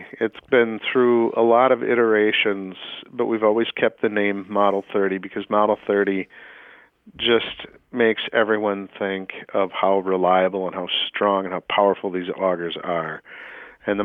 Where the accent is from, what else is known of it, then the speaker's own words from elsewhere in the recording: Fox Valley, Wisconsin, United States; I grew up in the Fox Valley in Wisconsin, so I'm a Packer fan, Wisconsin boy through and through. Grew up in the Fox Valley.